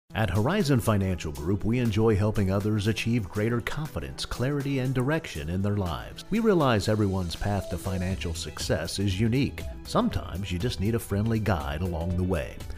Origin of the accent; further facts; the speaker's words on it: Baton Rouge, Louisiana, United States; I've lived here my whole life. Um, I grew up in Baton Rouge, went to high school here, went to LSU